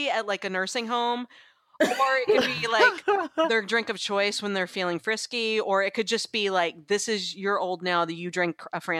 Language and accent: English; the South, United States; Well, I grew up in the South. I do say Reese's Pieces sometimes when I'm not paying attention.